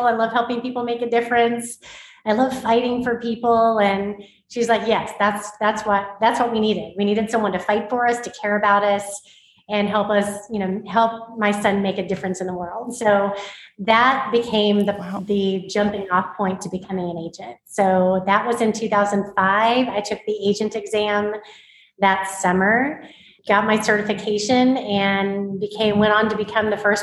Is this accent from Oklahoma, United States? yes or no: yes; Oklahoma, United States; I grew up in Oklahoma, born and raised a football fan